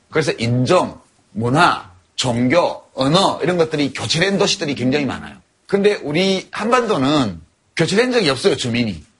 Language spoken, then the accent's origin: Korean; South Korea; 왜 내가 한국에서 태어났을까